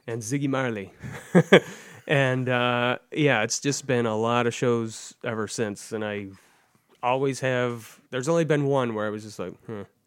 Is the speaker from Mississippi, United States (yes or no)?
no; Livonia, Michigan, United States; also born or lived in Seattle; growing up in Livonia, I grew up a Michigan fan